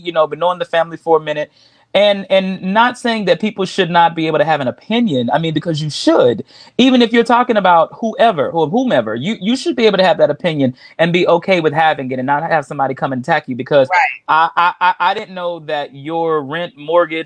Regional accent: Texas, United States; I'm from Texas

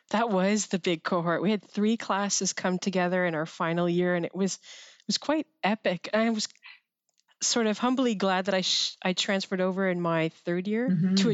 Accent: Quebec, Canada; I was 16 when I joined military college um, because I came from the Quebec system. So for our CEGEP, we do it at, at Saint Jean.

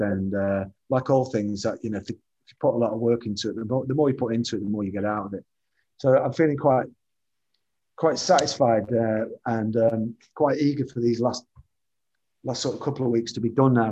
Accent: the Northwest, North West England, United Kingdom; as a child growing up in the Northwest, the TV uh, Granada logo was something that I watched, saw every day of my life

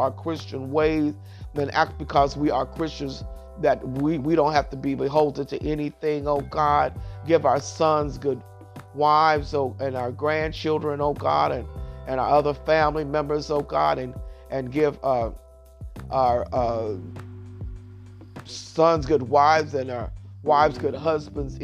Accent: Keene, Kentucky, United States; moved away; I came from King, Kentucky, and at one time, they didn't have any running water in the houses

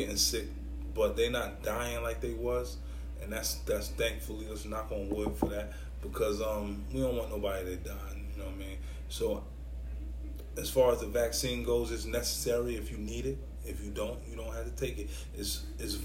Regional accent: New York City, New York, United States; I'm from New York City. I'm from Brooklyn

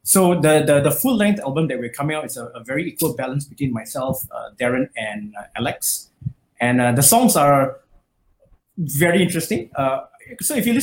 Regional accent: Malaysia; I grew up in Malaysia

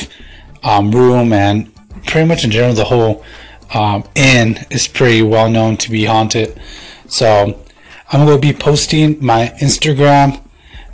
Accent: Tucson, Arizona, United States; here in my hometown of Tucson, AZ

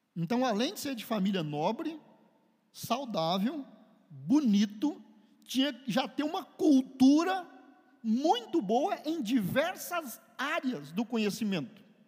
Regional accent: Brazil; nós fomos, somos brasileiros, criados aqui

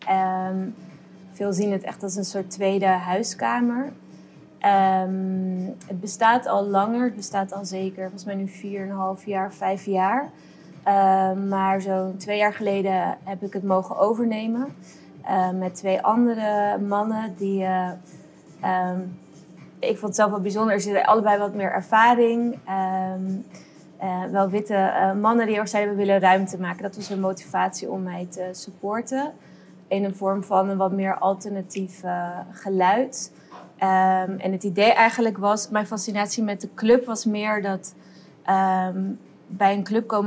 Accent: Amsterdam, North Holland, Netherlands; now in Rotterdam, Netherlands; ja, ik heb heel lang niet uitgesproken dat ik uit Amsterdam kwam.

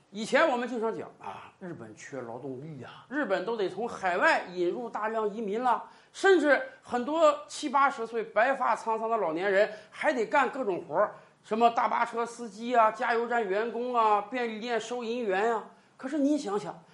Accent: China; 我们中国人是喜欢热闹的民族

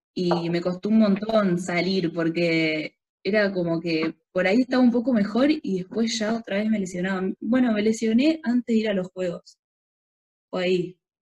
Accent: San Jorge, Santa Fe, Argentina; yo soy de San Jorge

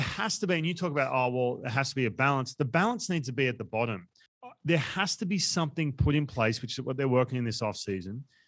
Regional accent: Australia; we come from Australia

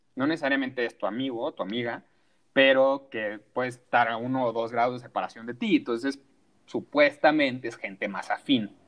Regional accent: Sinaloa, Mexico; also born or lived in Culiacán; now in Mexico City, Mexico; yo soy de Sinaloa, radico en la Ciudad de México

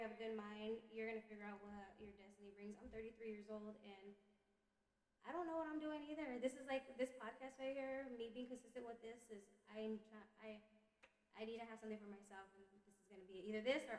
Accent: Stockton, California, United States; moved away as an adult; now in Alaska, United States; I'm from Cali, the 209, Stockton, California.

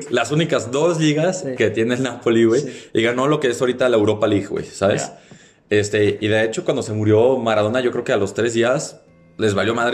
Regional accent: Mexico; somos mexicanos

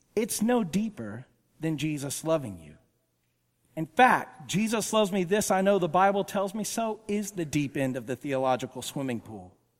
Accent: Woodstock, Georgia, United States; I grew up in Woodstock, Georgia

